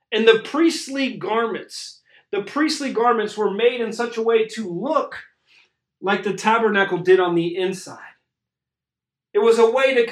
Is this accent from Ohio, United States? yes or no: yes; Cincinnati, Ohio, United States; I grew up in Cincinnati, Ohio